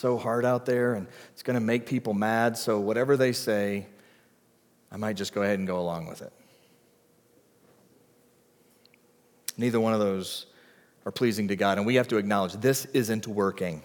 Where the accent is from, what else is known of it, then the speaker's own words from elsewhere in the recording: the South, United States; growing up in the South